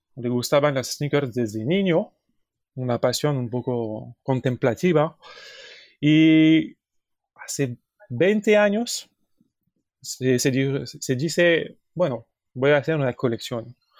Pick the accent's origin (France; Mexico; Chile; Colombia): France; Paris, Île-de-France; Spanish is a second language; venimos de París, Francia